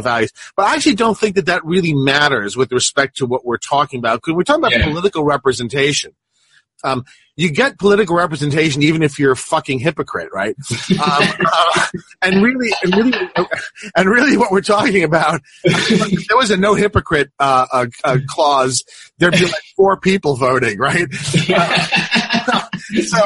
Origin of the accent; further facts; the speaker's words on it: Long Island, New York, United States; also born or lived in southwestern Missouri; now in Missouri, United States; I grew up in Long Island, New York, which is about, you know, as much in Nassau County